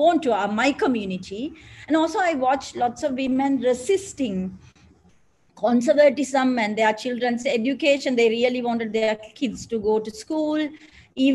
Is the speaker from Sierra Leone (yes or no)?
no; Mannar, Northern Province, Sri Lanka; moved away as an adult; also born or lived in Colombo; my hometown is Mannar.